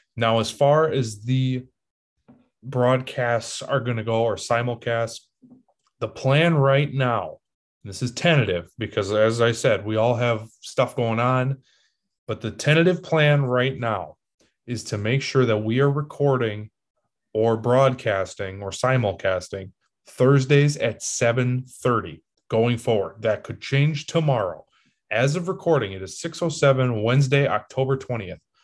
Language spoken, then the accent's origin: English; Green Bay, Wisconsin, United States; I'm from Green Bay.